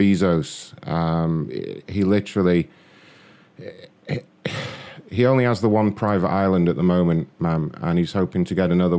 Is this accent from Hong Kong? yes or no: no; London, United Kingdom; London, ma'am.